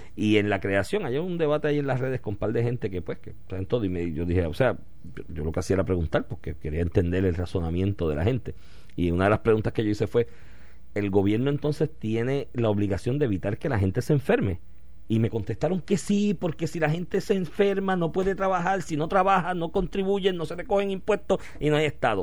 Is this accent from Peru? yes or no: no; Puerto Rico